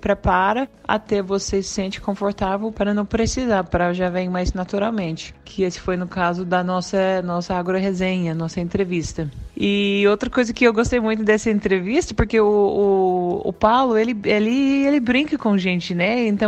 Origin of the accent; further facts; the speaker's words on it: Australia; Portuguese is a second language; moved away as an adult; now in Brazil; eu sou da Austrália, já faço seis anos que moro aqui no Brasil